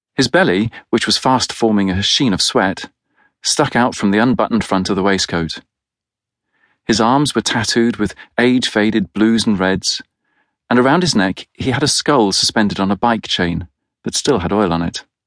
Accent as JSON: {"language": "English", "country": "United Kingdom", "said": "As a Brit"}